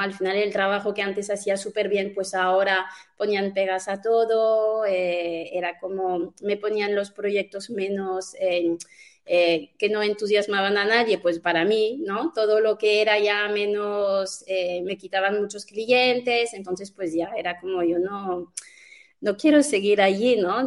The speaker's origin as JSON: {"language": "Spanish", "country": "France", "moved": "yes", "lives_now": "Spain", "said": "yo soy francesa"}